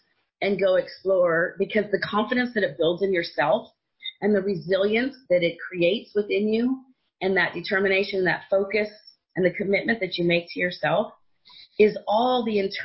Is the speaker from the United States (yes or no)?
yes; Silicon Valley, California, United States; I grew up in Silicon Valley